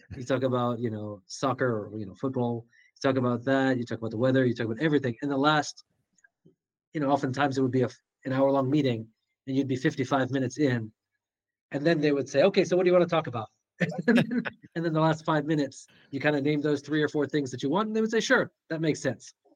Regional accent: Skokie, Illinois, United States; growing up in Skokie

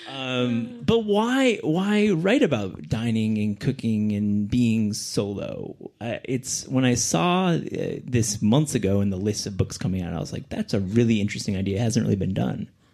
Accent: Kalamazoo, Michigan, United States; I'm from Kalamazoo

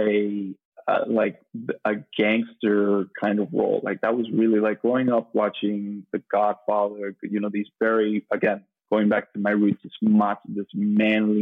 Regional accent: Miami, Florida, United States; moved away as an adult; also born or lived in New York; growing up in Miami, had a beautiful childhood

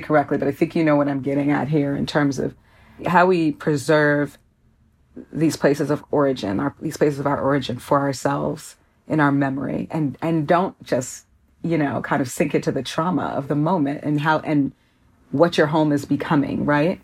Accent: Minneapolis, Minnesota, United States; now in Chicago, United States; while I live in Chicago and was partially raised here, I'm from Minneapolis

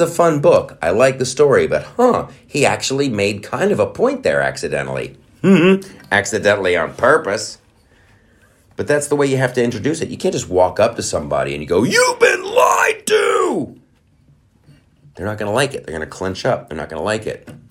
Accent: United States; I'm American

